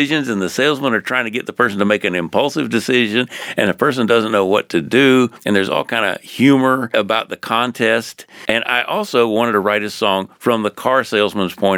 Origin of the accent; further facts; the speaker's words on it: Jacksonville, Florida, United States; I was raised in Jacksonville, Florida.